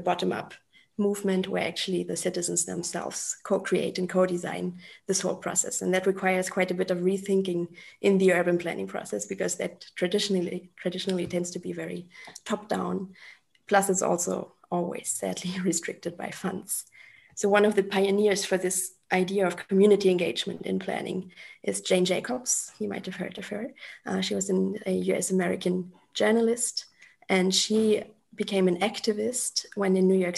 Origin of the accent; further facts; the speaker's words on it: Germany; moved away as an adult; also born or lived in Mexico City, Mexico; now in Mexico; I am from Germany originally. I'm currently sitting in the south of Mexico.